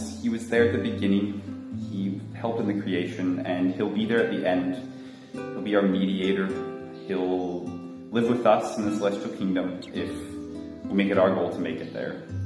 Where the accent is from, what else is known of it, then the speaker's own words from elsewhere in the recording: Utah, United States; moved away as an adult; now in Santa Maria, Brazil; I'm from Utah.